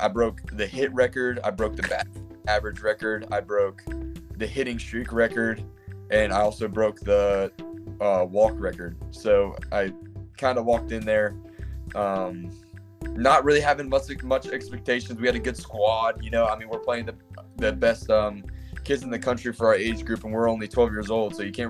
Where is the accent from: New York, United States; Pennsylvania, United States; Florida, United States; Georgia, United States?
Florida, United States; Clearwater; now in South Carolina, United States; my first memories growing up in Clearwater, Florida